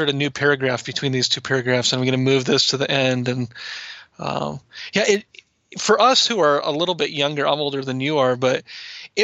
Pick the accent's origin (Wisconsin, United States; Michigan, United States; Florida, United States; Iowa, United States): Iowa, United States; grew up in Iowa